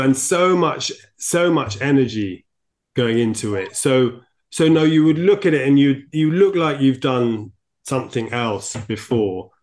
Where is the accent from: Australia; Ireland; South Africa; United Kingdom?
United Kingdom; I'm, I'm too British